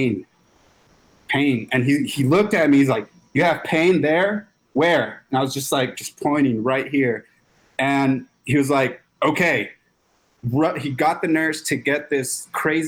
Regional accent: Los Angeles, California, United States; I grew up in South Central Los Angeles, really rough neighborhood

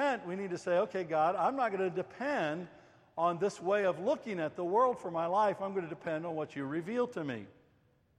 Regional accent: United States; moved away; I'm an American

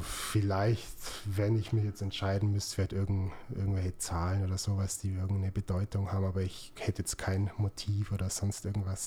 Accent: Augsburg, Bavaria, Germany; born or raised there

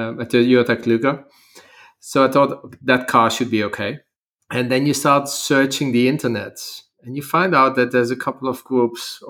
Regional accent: Netherlands; moved away as an adult; also born or lived in Thailand; now in Asia; Originally from the Netherlands, studied there, studied facility management

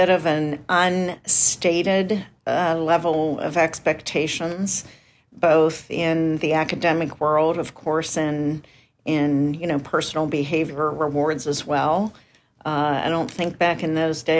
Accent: Indiana, Pennsylvania, United States; moved away; we grew up in Indiana, Pennsylvania, and there was a college called Indiana University of Pennsylvania

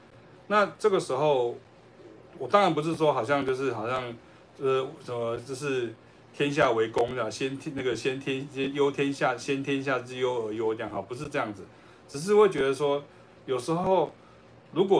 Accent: Taiwan; 呃，我们台湾话叫做拉迪赛哈

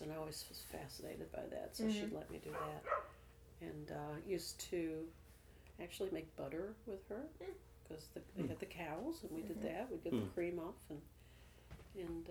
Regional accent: Creve Coeur, Missouri, United States; I grew up there in Creve Coeur

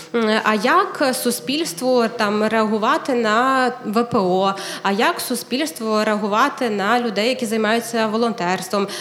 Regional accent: Kyiv, Ukraine; moved away as an adult; also born or lived in Ternopil; Я народилася в Києві, але ми з чоловіком виїхали в Тернопіль

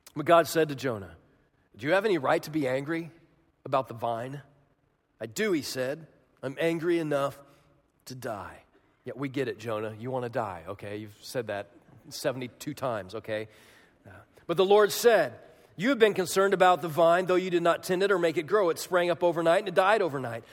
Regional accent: Kansas, United States; moved away as an adult; also born or lived in Chicago, Illinois; my house in Manhattan, Kansas, they call it the Little Apple

